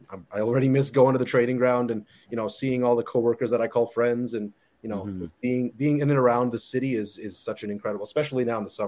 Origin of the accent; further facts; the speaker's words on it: New York, United States; moved away as an adult; now in Toronto, Canada; you lived in New York my whole life